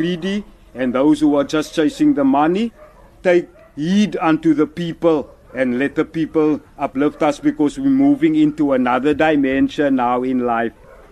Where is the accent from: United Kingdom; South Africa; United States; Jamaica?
South Africa; Cape Town, Western Cape; now in Knysna, South Africa; I was born in Grassy Park in Cape Town, and that is now nicely 59 years ago. So my life in Grassy Park was a struggle in the sense of the previous system that we were brought up